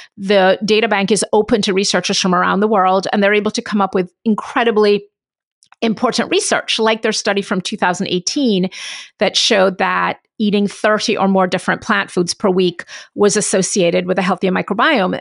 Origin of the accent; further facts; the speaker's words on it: Jamaica; I'm from Jamaica, And, um, my dad's family's Indian